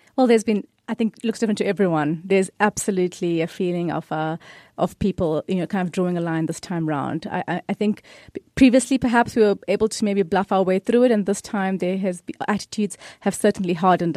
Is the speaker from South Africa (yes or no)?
yes; South Africa; I'm a South African of Indian descent